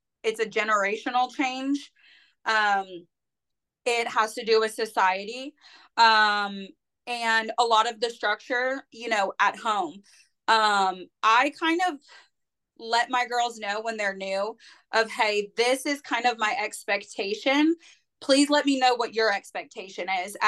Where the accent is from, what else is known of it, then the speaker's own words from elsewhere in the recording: Northern California, United States; moved away as an adult; now in Murfreesboro, United States; I'm from Northern California. I am in Murfreesboro, Tennessee